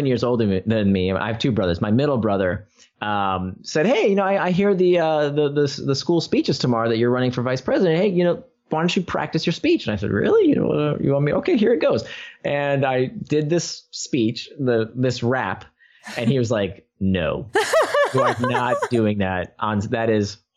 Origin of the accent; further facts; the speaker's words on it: Orlando, Florida, United States; I was a very chubby kid growing up in Orlando